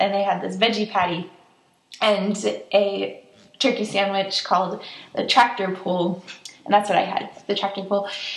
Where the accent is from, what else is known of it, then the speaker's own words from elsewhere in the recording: Wisconsin, United States; now in Spokane, United States; I grew up in Wisconsin